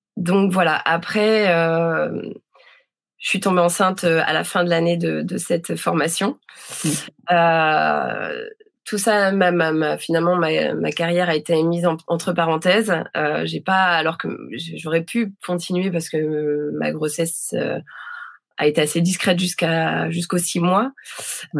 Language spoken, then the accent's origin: French; Dunkirk, Hauts-de-France, France; moved away; je suis née, euh, je suis née à Dunkerque, j'ai grandi là-bas